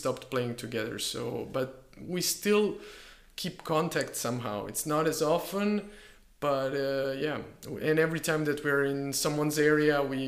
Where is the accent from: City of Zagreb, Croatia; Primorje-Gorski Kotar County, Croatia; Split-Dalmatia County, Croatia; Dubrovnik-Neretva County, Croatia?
Split-Dalmatia County, Croatia; Split; moved away; also born or lived in Bergamo, Italy / Istanbul, Turkey; my hometown